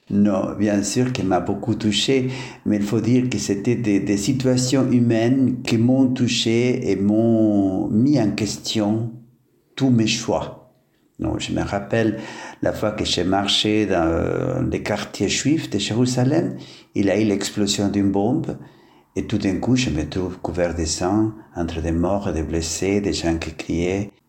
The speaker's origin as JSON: {"language": "French", "country": "Norway", "tie": "born there", "also_born_or_lived": "Italy / Middle East", "second_language": "French", "moved": "as an adult", "said": "oui, c'est vrai, je suis né en Norway, où j'ai fait mes études de philosophie."}